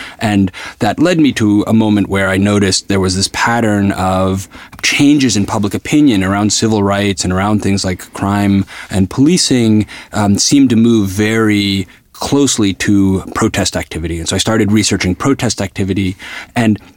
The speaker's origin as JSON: {"language": "English", "region": "New York", "country": "United States", "tie": "born or raised there", "said": "I grew up in New York at a time where I was like a child of the civil rights movement"}